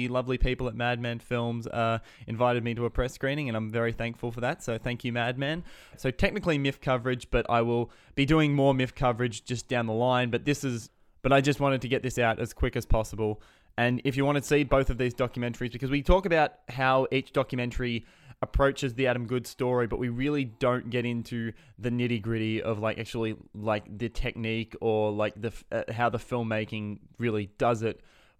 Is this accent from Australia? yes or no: yes; Australia; And as an Australian person